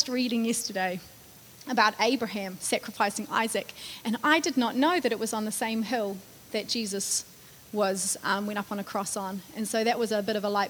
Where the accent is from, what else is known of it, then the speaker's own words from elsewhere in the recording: United States; as an American.